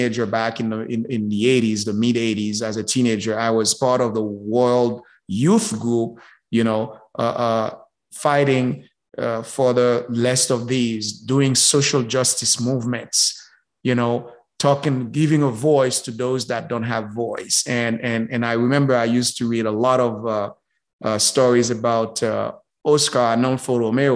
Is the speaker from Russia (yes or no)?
no; Haiti; moved away; I was born and raised in Haiti